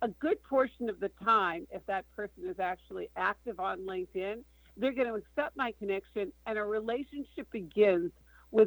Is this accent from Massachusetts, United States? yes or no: yes; Boston, Massachusetts, United States; I'm from Boston